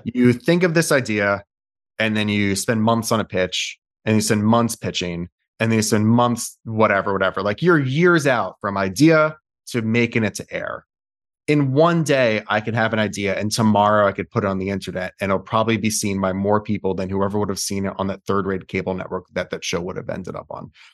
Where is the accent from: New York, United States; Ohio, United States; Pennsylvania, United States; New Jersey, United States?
New York, United States; Westchester; also born or lived in Brooklyn, New York; I was born in Brooklyn, and then I grew up in Westchester, then came back for N Y U.